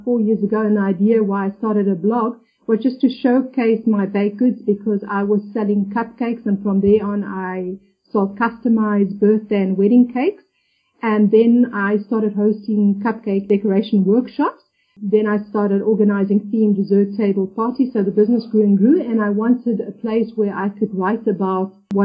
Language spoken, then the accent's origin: English; South Africa; moved away as an adult; now in Gran Canaria, Spain; I'm originally from South Africa, but I've been living in Gran Canaria, which is part of the Canary Islands, which belongs to Spain for about 7 years now.